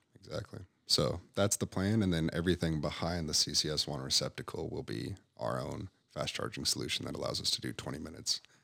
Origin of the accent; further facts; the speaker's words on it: Park City, Utah, United States; also born or lived in Visalia, California / Montana / California; I grew up in Park City, Utah